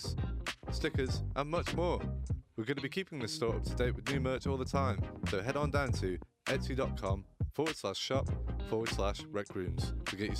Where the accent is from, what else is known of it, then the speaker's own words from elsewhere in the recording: Manchester, North West England, United Kingdom; also born or lived in Bury; I'm from Manchester, you know, was born in Bury